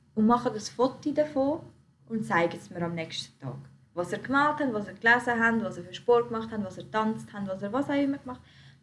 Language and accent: German; Switzerland; wir sind Schweizer, so. Mhm. Unsere Eltern sind auch hier in die Schule gegangen, sie haben den gleichen Bildungsweg gemacht wie wir